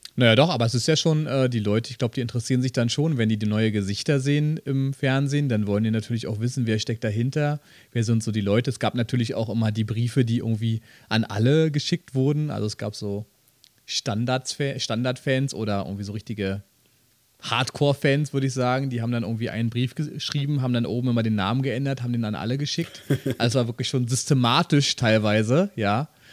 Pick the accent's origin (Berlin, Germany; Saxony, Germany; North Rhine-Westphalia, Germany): Berlin, Germany; ich bin Berliner